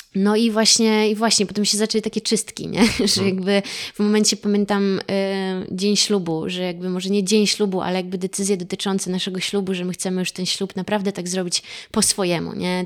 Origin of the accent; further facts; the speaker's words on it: Cieszyn, Silesian Voivodeship, Poland; moved away; also born or lived in Warsaw / Kowary area (Karkonosze); ja pochodzę z Cieszyna, z Beskidów